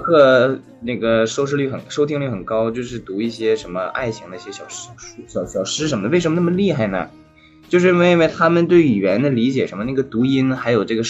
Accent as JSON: {"language": "Chinese", "country": "France", "tie": "born there", "said": "一点点法语了。我在法国出生的。"}